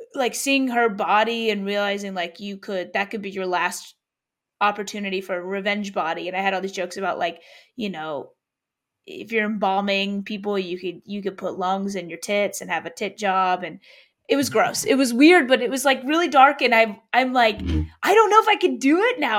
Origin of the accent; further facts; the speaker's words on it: Louisville, Kentucky, United States; moved away; also born or lived in Atlanta; Louisville, where I'm, my hometown, where I went to, where I went to high school